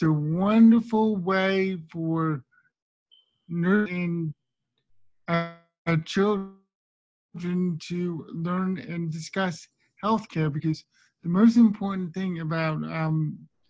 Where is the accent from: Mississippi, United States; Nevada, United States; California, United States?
Nevada, United States; Las Vegas; I'm from Las Vegas.